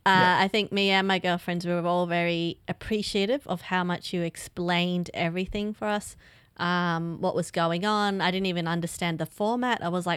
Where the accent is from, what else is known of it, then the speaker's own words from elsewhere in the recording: Australia; Being an Aussie and all